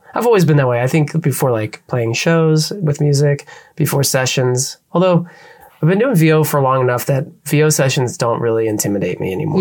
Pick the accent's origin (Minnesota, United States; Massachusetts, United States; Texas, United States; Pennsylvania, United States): Pennsylvania, United States; moved away; my hometown of Pennsylvania